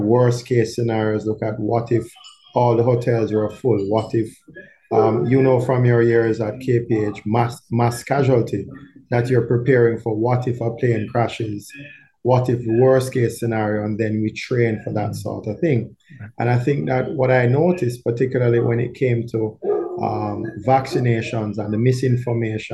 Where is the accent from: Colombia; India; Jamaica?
Jamaica; Kingston; also born or lived in Barbados / Cuba; I grew up in Kingston 8, as Kingston 8 as it gets